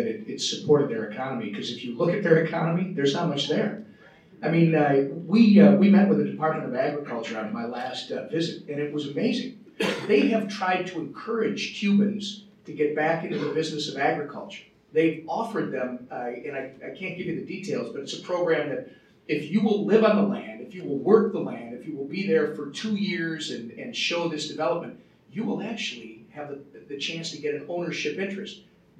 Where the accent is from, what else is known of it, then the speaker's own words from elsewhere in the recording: Midwest, United States; I'm a kid from the Midwest.